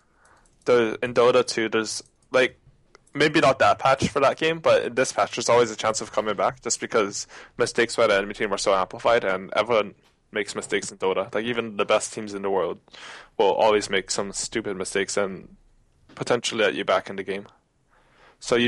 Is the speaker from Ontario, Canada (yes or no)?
no; Vancouver, British Columbia, Canada; I grew up in Vancouver